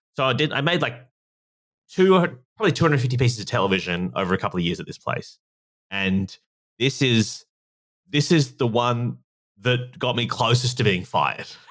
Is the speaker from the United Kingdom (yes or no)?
no; Australia; obviously you can tell from my accent, I'm from Australia